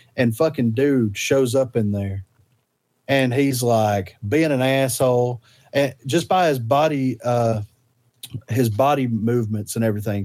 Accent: Alabama, United States; we're from Alabama.

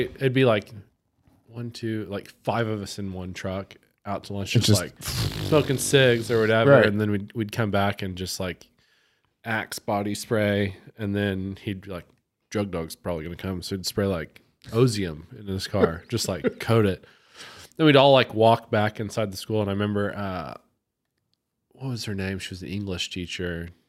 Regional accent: United States; We're American.

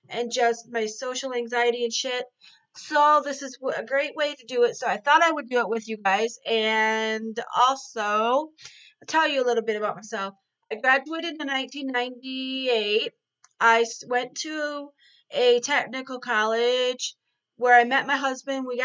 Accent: Ireland; I was born in 1979. Um, I'm Irish and I'm a juggalette

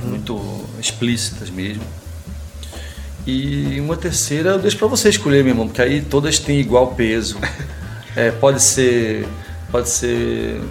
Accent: Pernambuco, Brazil; moved away as an adult; now in São Paulo, Brazil; me manter pernambucano

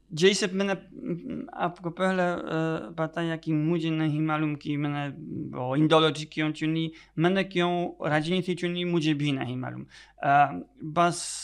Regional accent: Poland; first language Polish; Hindi is a second language; moved away; also born or lived in Delhi

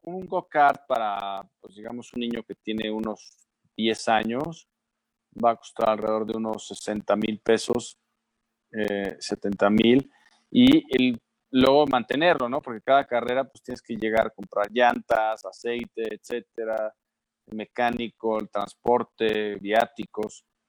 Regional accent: Mexico; Soy mexicano

